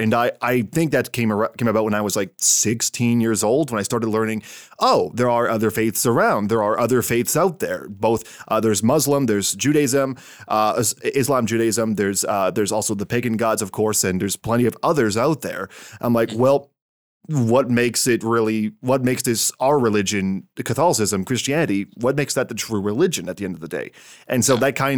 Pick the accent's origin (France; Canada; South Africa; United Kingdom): Canada; my home country of Canada